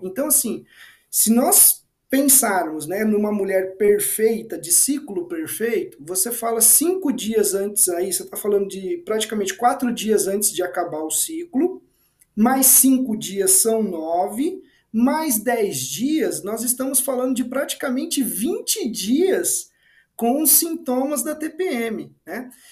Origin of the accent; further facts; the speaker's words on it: interior of São Paulo state, Brazil; Eu sou do interior do estado de São Paulo, né? Eu cresci em sítio